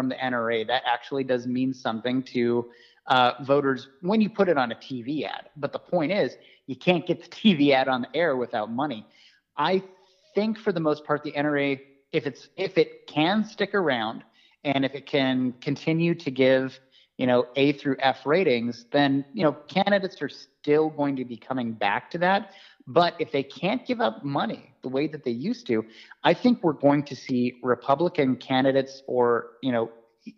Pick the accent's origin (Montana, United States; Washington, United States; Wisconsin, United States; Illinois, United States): Montana, United States; my home state of Montana